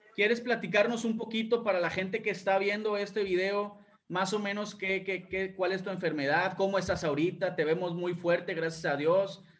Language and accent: Spanish; Monterrey, Nuevo León, Mexico; yo soy de Monterrey, estoy en Monterrey